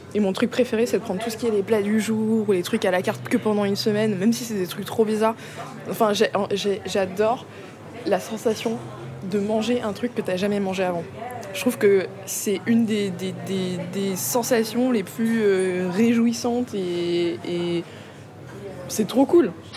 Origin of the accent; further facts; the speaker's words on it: Vitry-sur-Seine, Île-de-France, France; also born or lived in Paris / Central African Republic / southern United States; J'ai grandi euh, à Paris, dans un premier temps. et après, j'ai déménagé à Vitry-sur-Seine, en banlieue